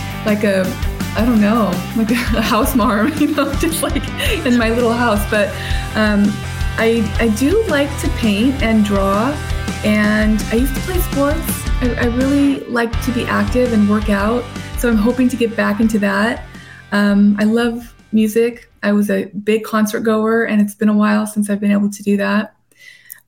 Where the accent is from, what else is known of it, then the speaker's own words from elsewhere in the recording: La Habra Heights, California, United States; moved away as an adult; also born or lived in La Puente; now in San Diego, United States; After I was in that bad foster home in La Puente, then I moved to La Habra Heights. And so I went to Rancho Starbuck and went to La Habra